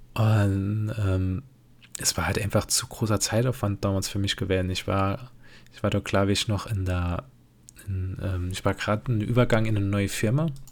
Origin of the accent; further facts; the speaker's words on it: Germany; ich bin ein typischer Deutscher